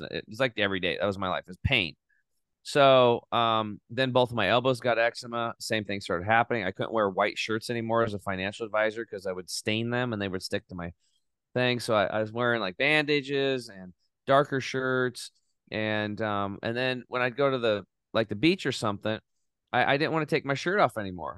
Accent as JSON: {"language": "English", "region": "Eastern Oregon", "country": "United States", "tie": "born or raised there", "said": "I grew up in Eastern Oregon, uh, on a small cattle and hay farm."}